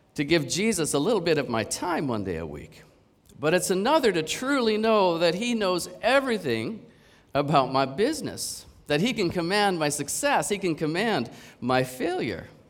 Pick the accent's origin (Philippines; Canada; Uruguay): Canada; now in Hong Kong; I'm from Canada